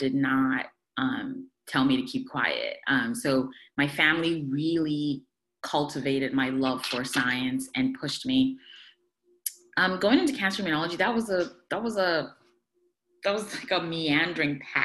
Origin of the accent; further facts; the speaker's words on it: Ghana; moved away; also born or lived in Poughkeepsie, New York / Buffalo, New York; I am originally from Ghana, West Africa